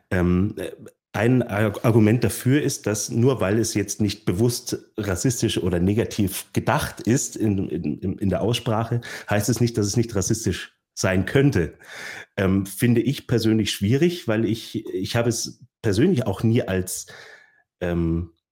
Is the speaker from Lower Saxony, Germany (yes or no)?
no; Bavaria, Germany; Natürlich, und dann sage ich, ich komme aus, äh, aus der Nähe von München.